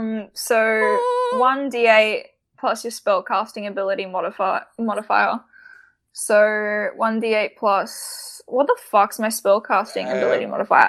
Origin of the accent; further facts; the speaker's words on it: United Kingdom; Wait, no, I'm British.